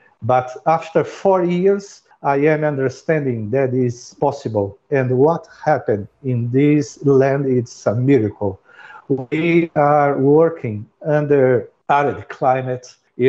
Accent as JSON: {"language": "English", "country": "Brazil", "second_language": "English", "lives_now": "United Arab Emirates", "said": "I came from Brazil and I have 40 years of a beekeeping experience in my life."}